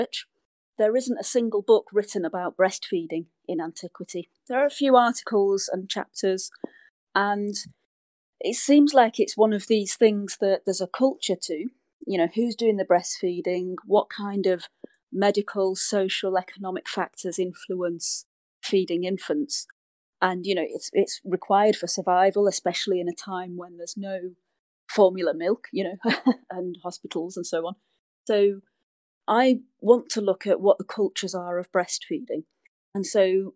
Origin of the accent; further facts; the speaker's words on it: United Kingdom; I'm British